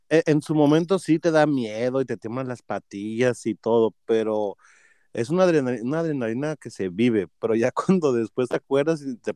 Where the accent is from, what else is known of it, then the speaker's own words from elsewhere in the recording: Mexico; Así, así mi español esté bien jodido y todo, o sea, yo, soy más mexicano.